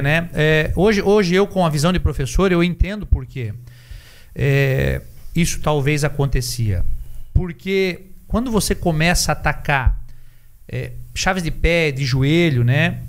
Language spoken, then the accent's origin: Portuguese; Santa Catarina, Brazil; nós somos do, de Santa Catarina